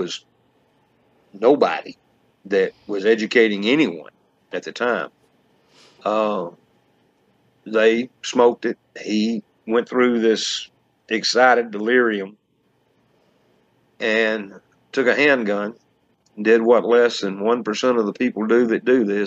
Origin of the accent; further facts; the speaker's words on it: Georgia, United States; I was born in Bullaroo, Georgia. In 1962, middle class, rural family